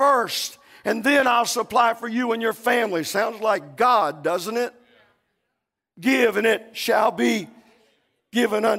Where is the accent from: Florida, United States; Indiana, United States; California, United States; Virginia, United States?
Florida, United States; Central; moved away as an adult; also born or lived in South Bronx, New York; We grew up in Central Florida.